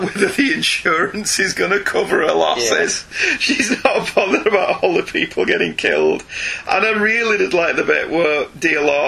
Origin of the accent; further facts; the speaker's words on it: England, United Kingdom; us English